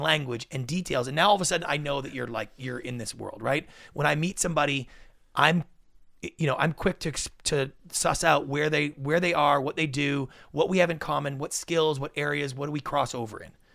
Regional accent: Canada; moved away as an adult; now in United States; thirty years growing up in Canada

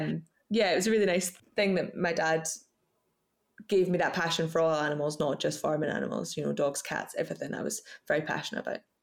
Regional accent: Scottish Borders, Scotland, United Kingdom; I was brought up in the Scottish borders um, on a farm called Middle, Middle Third Farm

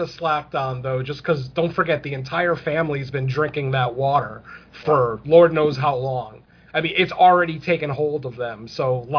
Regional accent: Connecticut, United States; I'm from Connecticut, which is right next to Rhode Island. So even though I don't have that kind of accent

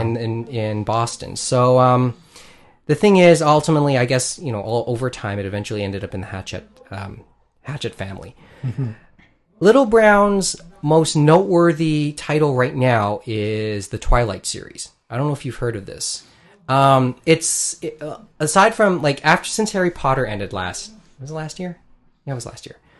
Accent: Philippines; I'm Filipino

